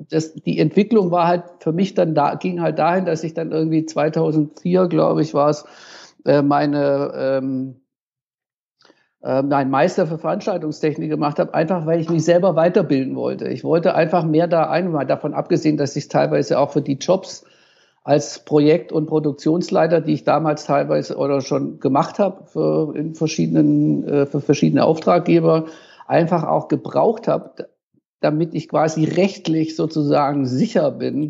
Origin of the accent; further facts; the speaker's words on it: Tübingen, Baden-Württemberg, Germany; ich habe jahrelang im Jugendhaus in Tübingen, in meiner Heimatstadt, äh, die äh, äh, Konzerte veranstaltet